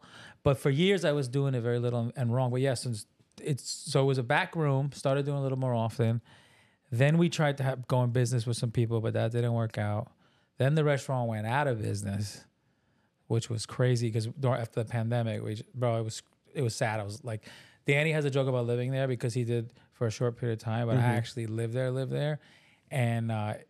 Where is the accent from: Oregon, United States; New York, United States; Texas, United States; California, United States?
New York, United States; I'm from New York too